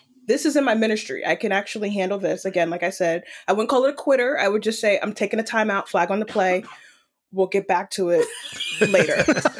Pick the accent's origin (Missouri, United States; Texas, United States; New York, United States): New York, United States; New York City; moved away; I'm originally from New York City.